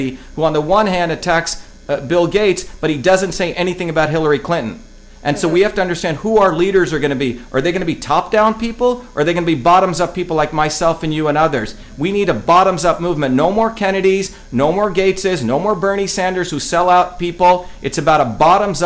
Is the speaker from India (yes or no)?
yes; India; now in United States; growing up in India